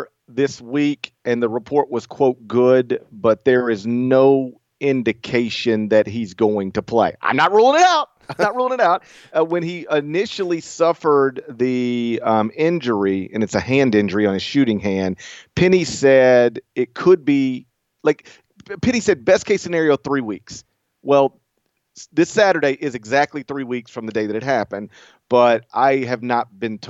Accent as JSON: {"language": "English", "town": "Memphis", "region": "Tennessee", "country": "United States", "said": "he knew I was from Memphis"}